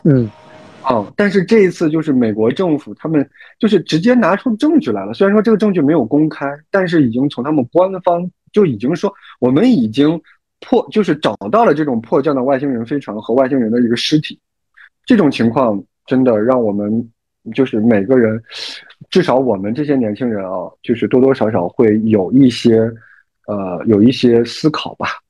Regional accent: China; 作为中国人，尤其是这种华夏儿女啊

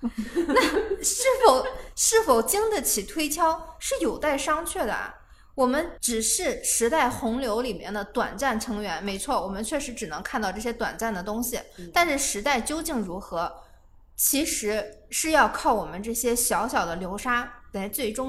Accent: China; 都要有士族精神，这是我们中国人非常宝贵的东西。

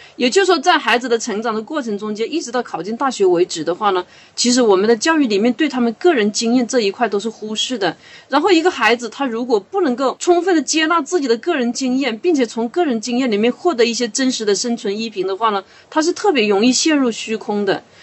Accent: Hunan, China; moved away as an adult; now in Guangdong, China; 因为我老家是湖南的嘛。我到广东生活了快二十年以后

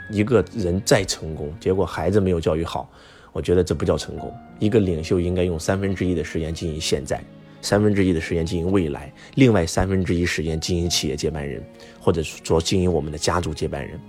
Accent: China; 我们中国人

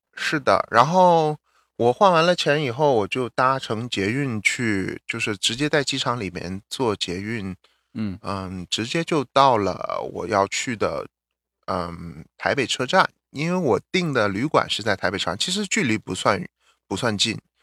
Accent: northern China, China; first language Mandarin; now in United States; 我们 ，嗯，出生的地方，北方城市区

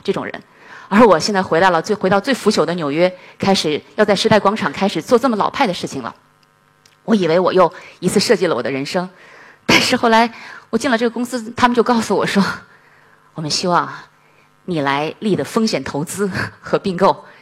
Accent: China; moved away as an adult; also born or lived in Boston, United States; 我们中国人善于考试

